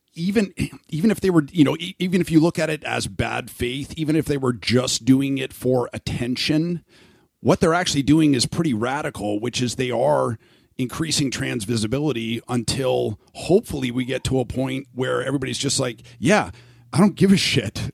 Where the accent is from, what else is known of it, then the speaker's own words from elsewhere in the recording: Canada; now in Phoenix, United States; I'm Canadian